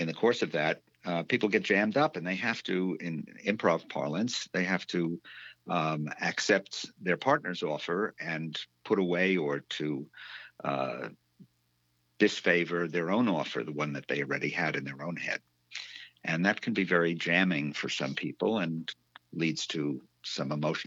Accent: New York City, New York, United States; moved away as an adult; also born or lived in Midwest / Prince Edward Island, Canada; now in Northampton, United States; I was a New Yorker. I grew up in New York

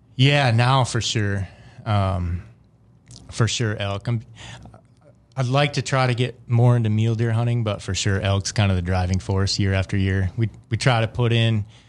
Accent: Wisconsin, United States; I grew up in a smaller town in Wisconsin.

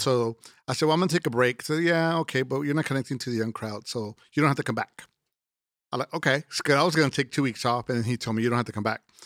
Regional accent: Laredo, Texas, United States; I'm originally from Laredo, Texas

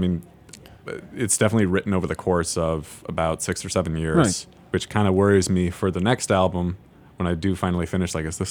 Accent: Seattle, Washington, United States; moved away as an adult; now in Chicago, United States; my hometown, or home neighborhood, I should say. I'm from Seattle.

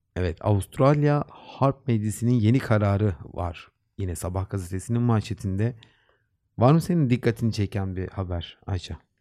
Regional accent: Black Sea Region, Turkey

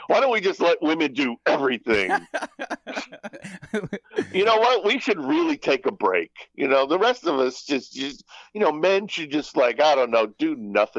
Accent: New Jersey, United States; moved away; when I was growing up in Jersey

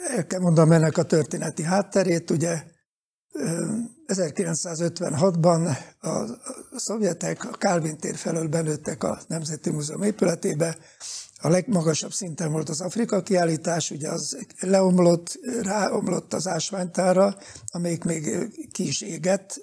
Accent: Pécs, Baranya, Hungary; én pécsi születésű vagyok

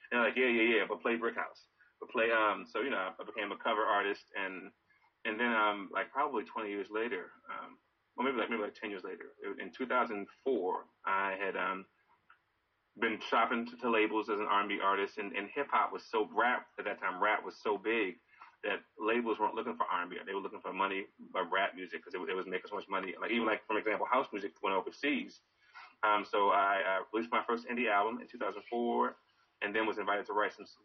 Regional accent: Baltimore, Maryland, United States; moved away as an adult; now in Takoma Park, United States; I am uh, currently living in Tacoma Park near DC, but I'm from Baltimore, Maryland. I've been there my entire life except for the last year.

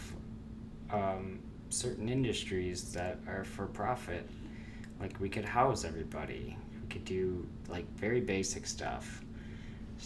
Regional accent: Maryland, United States; I'm from the People's Republic of Maryland

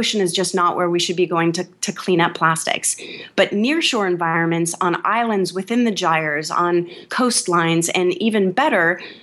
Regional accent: California, United States; I'm from California

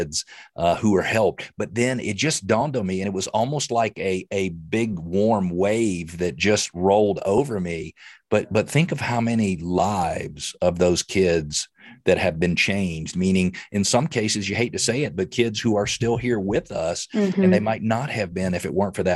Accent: Atlanta, Georgia, United States; I grew up in Metro Atlanta

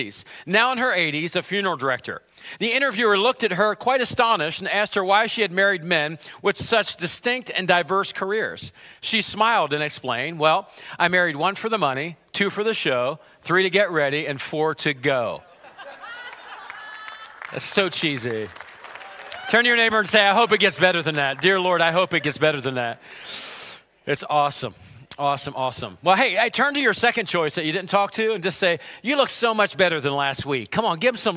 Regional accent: United States; I grew up in Center County.

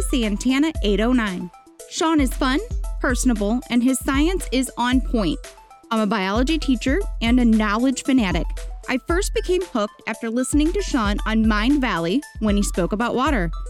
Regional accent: Cleveland, Ohio, United States; Cleveland, yes.

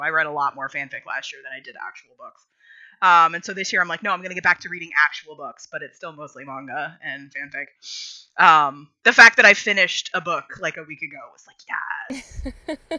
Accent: rural Pennsylvania, United States; when I was growing up, and again, rural Pennsylvania

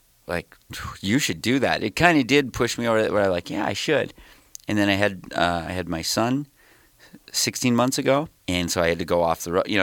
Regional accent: Detroit Lakes, Minnesota, United States; I'm from Detroit Lakes, Minnesota, kind of northwest, like up near Fargo

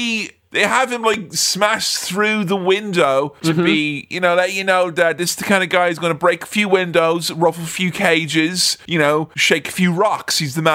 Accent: Mullingar, Leinster, Ireland; accent: Irish; I'm from Mullingar, you see, from the same town as Joe Dolan.

